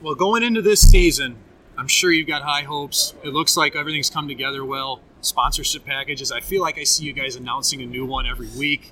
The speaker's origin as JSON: {"language": "English", "town": "St. Louis", "region": "Missouri", "country": "United States", "tie": "born or raised there", "said": "the one start that I ever had in St. Louis playing against my hometown team"}